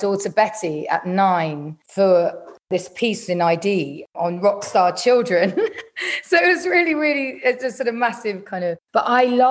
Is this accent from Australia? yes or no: no; London, United Kingdom; I grew up in North London